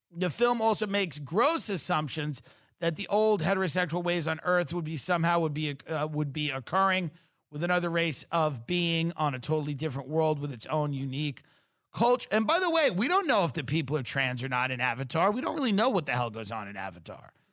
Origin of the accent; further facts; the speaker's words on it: Long Island, New York, United States; I'm from Long Island where women are very, some of them are very masculine